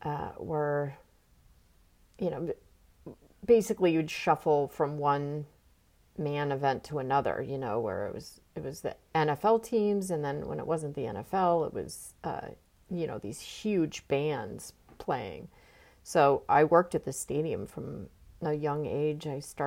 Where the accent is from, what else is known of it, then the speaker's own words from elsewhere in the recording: Foxborough, Massachusetts, United States; moved away as an adult; also born or lived in Durango, Colorado / Green Bay, Wisconsin / New York; I was born in Durango, Colorado, and then we moved to Green Bay, Wisconsin for a little while, and then we moved to Foxborough, Massachusetts, where I started second grade. So I lived in Foxborough, Massachusetts from second grade until... I graduated from high school there.